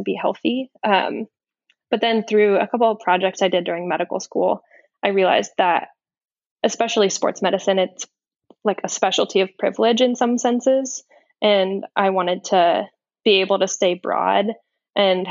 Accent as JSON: {"language": "English", "town": "San Francisco", "region": "California", "country": "United States", "tie": "born or raised there", "also_born_or_lived": "Sonoma County, California", "said": "I grew up in San Francisco and then my family moved to Sonoma County, just north of San Francisco, right when I started high school"}